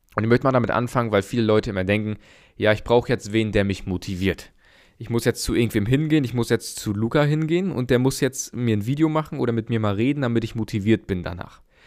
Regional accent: Germany; bei uns in Deutschland

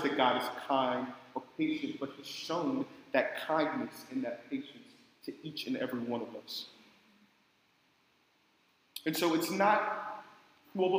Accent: Oakland, California, United States; I grew up in Oakland. It's not the best place to grow up

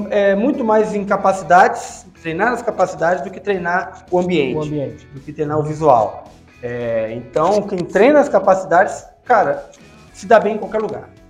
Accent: Cabo Frio, Rio de Janeiro, Brazil; also born or lived in São Pedro da Aldeia; Eu sou, por exemplo, eu sou de, da região dos lagos. Eu nasci em Cabo Frio, eu morei em São Pedro Aldeia

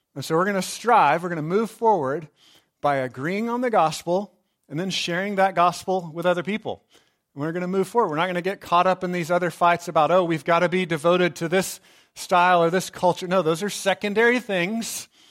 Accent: Texas, United States; I grew up in Texas

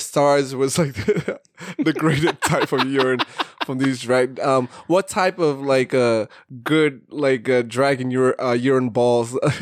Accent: New York City, New York, United States; growing up in Brooklyn

